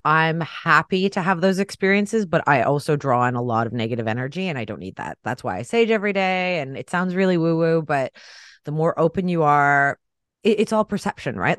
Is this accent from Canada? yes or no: yes; Canada; I'm Canadian